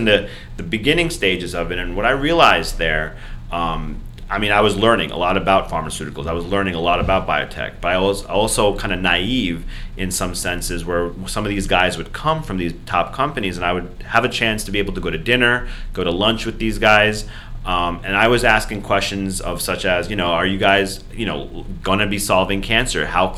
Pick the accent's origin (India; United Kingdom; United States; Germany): India; Punjab; Yeah, I'm Indian. So Punjabi from North India.